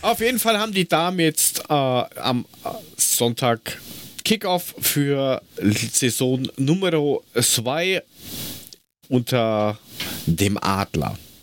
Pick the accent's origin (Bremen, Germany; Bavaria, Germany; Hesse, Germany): Hesse, Germany; als, als Hesse damit aufgewachsen